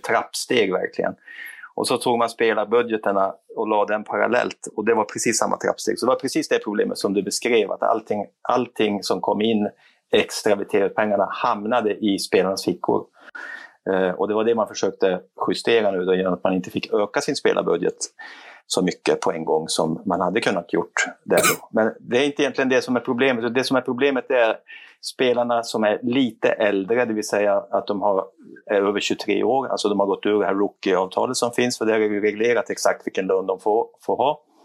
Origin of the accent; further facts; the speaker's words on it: Kiruna, Norrbotten County, Sweden; Jag är ju gruvarbetarson från Kiruna.